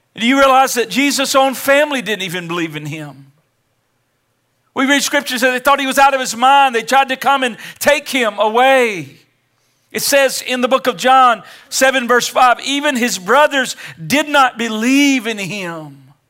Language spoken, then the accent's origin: English; Kansas City, Missouri, United States; I was born in Kansas City, Missouri, nineteen sixty-five, December thirty-first